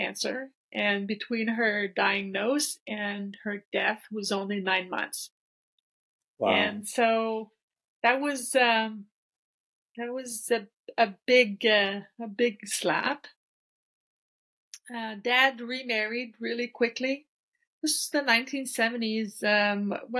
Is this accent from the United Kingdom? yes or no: no; French part of Canada, Quebec, Canada; I was born and raised here in the French part of Canada, and small town